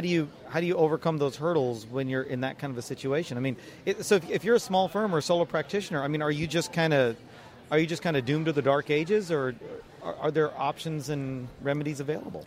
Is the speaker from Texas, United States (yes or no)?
yes; Dallas, Texas, United States; Dallas, Texas. You know, it's my hometown